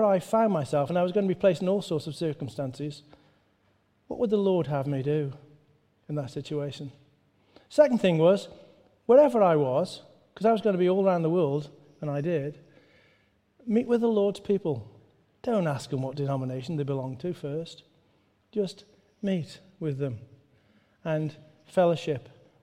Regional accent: Stoke-on-Trent, West Midlands, United Kingdom; I grew up the road in Stoke-on-Trent

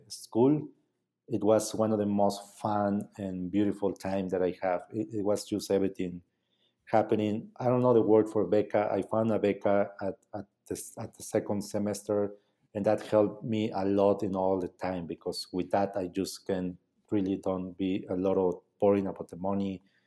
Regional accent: Mazatlán, Oaxaca, Mexico; English is a second language; moved away; I was from Mazatlán

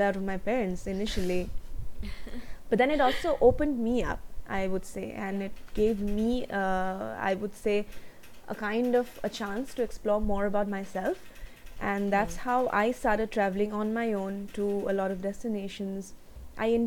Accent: India; I'm from India

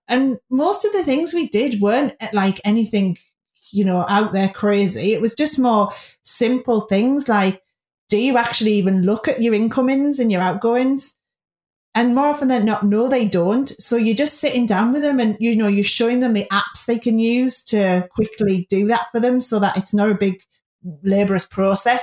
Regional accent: Middlesbrough, North East England, United Kingdom; in the area where I grew up in Middlesbrough

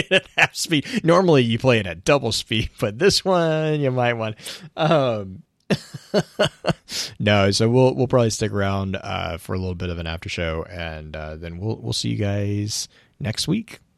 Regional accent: United States; me as an American

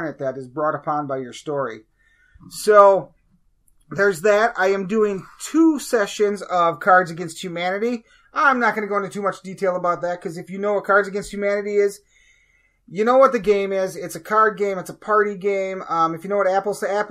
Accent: Wisconsin, United States; I'm from Wisconsin.

